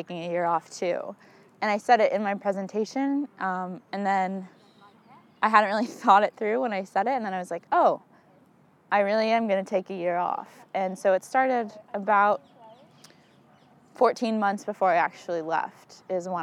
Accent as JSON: {"language": "English", "town": "Arlington", "region": "Virginia", "country": "United States", "tie": "born or raised there", "said": "I grew up in Arlington, Virginia. I've lived there for 19 years"}